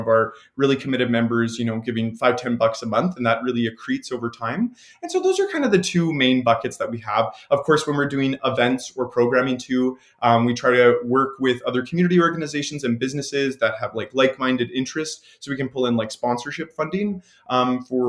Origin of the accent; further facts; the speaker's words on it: Leduc, Alberta, Canada; now in Edmonton, Canada; I grew up in Leduc, which is just south of Edmonton